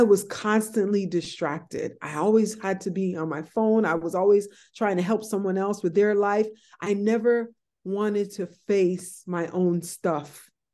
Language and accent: English; White Plains, New York, United States; I was born, you know, I grew up in White Plains, New York